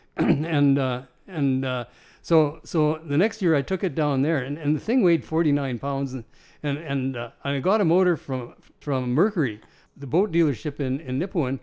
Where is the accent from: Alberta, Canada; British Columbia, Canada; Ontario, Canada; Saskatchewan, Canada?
Saskatchewan, Canada; Nipawin; I was from Nipawin